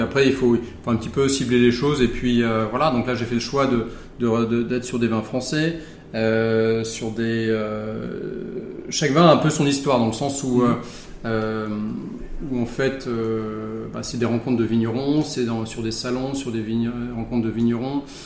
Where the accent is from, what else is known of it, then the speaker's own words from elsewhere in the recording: Charente, Nouvelle-Aquitaine, France; also born or lived in Bordeaux; j'ai grandi en Charente.